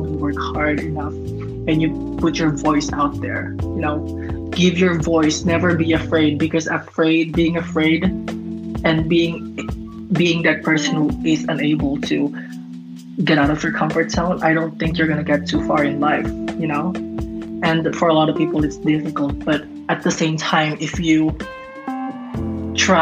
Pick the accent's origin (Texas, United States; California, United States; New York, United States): California, United States; Los Angeles; I'm from Los Angeles, and I work through social media